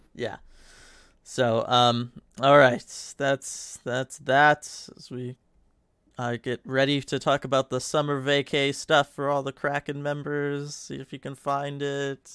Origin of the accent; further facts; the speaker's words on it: California, United States; born and raised in California.